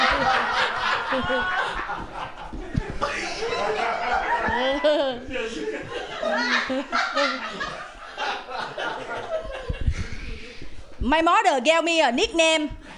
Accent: Vietnam; English is a second language; now in San Francisco Bay Area, United States; I'm from Vietnam

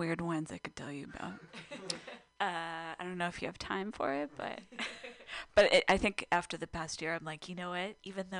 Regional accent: California, United States; I grew up in SoCal, so.

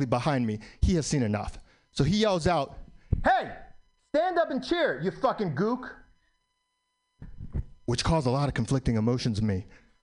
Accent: New York City, New York, United States; I was born in New York, still live in New York

